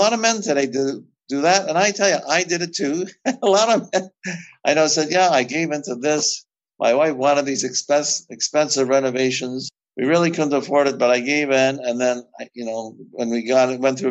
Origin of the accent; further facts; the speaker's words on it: Canada; I'm from Canada. We also speak French here